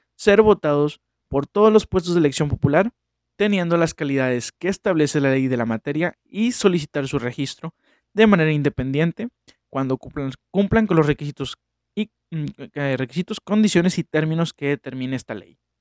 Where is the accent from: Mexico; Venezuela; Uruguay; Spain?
Mexico